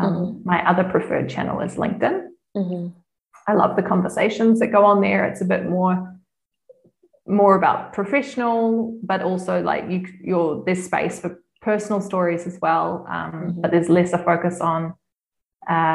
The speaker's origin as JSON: {"language": "English", "country": "New Zealand", "moved": "yes", "lives_now": "Lucerne, Switzerland", "said": "I'm from New Zealand, a lot of my clients are in New Zealand"}